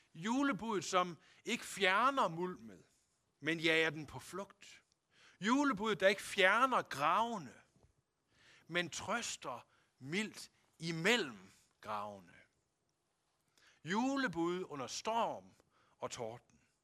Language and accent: Danish; Denmark